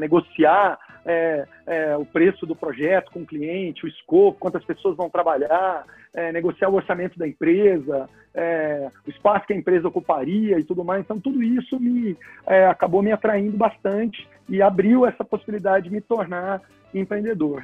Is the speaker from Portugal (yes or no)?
no; Goiânia, Goiás, Brazil; moved away as an adult; also born or lived in Brasília; eu sou de Goiânia e mudei para Brasília para estudar